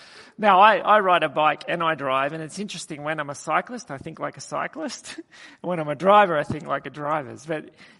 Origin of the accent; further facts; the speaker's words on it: Australia; I just said, "From Australia."